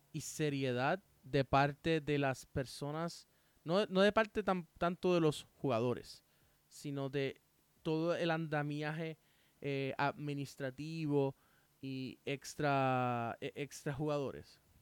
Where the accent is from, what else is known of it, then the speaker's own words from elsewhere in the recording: Puerto Rico; yo quiero eso en mi país